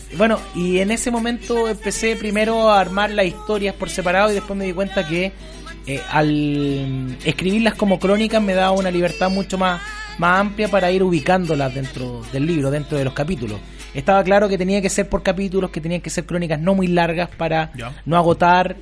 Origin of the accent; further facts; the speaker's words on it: San Antonio, Valparaíso, Chile; Yo estudié, yo soy de San Antonio, en el colegio José Luis Norri, en Tejas Verde